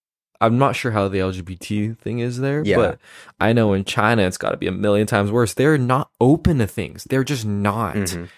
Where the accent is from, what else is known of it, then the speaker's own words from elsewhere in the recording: Canada; but that's because I'm Canadian, right?